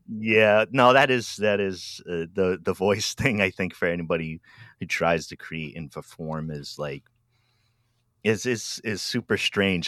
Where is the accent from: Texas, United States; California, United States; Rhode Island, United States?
Rhode Island, United States; moved away as an adult; now in Albany, Oregon, United States; I grew up out east in Rhode Island, and I've been in Oregon for about ten, eleven years